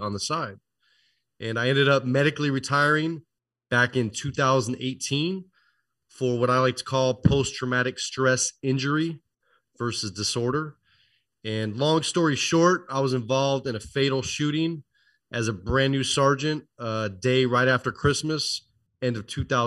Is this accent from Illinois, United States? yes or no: no; Oakland, California, United States; I was born and raised near Oakland, California